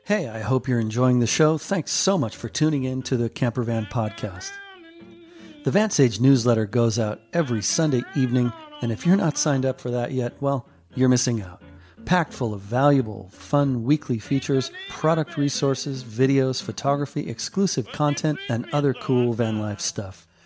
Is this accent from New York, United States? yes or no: no; Seattle, Washington, United States; I'm from Seattle